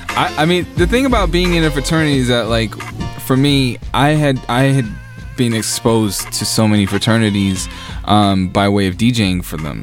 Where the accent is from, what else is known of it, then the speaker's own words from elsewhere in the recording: New York, United States; I'm I'm a New Yorker